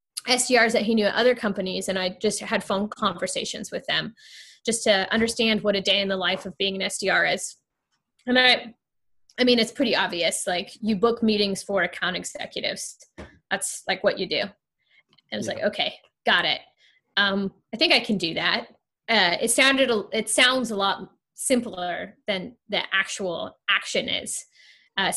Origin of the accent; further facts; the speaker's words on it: Ohio, United States; moved away as an adult; also born or lived in Kentucky; I didn't grow up in Kentucky. I grew up in Ohio, neighboring states, a little more east